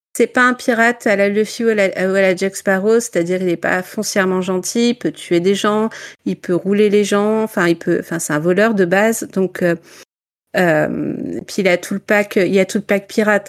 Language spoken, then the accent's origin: French; Ch'ti, Hauts-de-France, France; accent: ch'ti; mon accent espagnol est très est très est très ch'ti